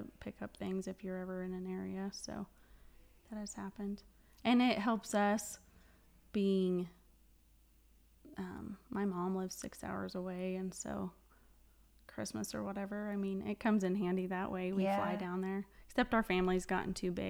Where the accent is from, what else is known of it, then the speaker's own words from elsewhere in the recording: Walsh, Colorado, United States; also born or lived in Stonington, Colorado; I say my hometown's Walsh, but we live in this tiny town that's southeast of here